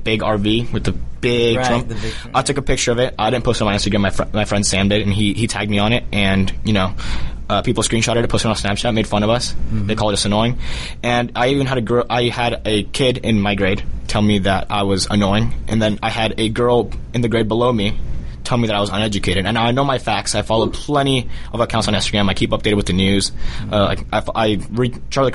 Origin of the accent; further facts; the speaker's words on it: Colombia; now in United States; I was born in Colombia. I'm a native born Colombian, but an American first